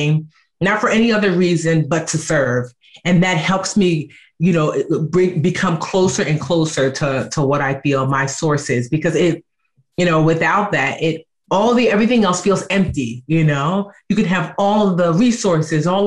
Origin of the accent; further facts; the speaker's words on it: Nigeria; and I'm Nigerian.